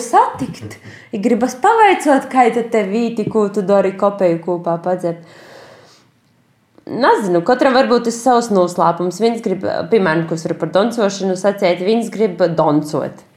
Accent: Aglona, Latgale, Latvia; now in Stuttgart, Germany; mana dzimto puse, ja manu vecāku dzimto puse ir aglona

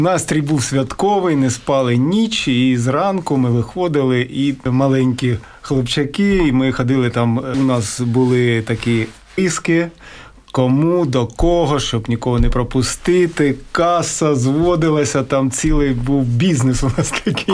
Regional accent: Kharkiv, Kharkiv Oblast, Ukraine; я родом з Харкова

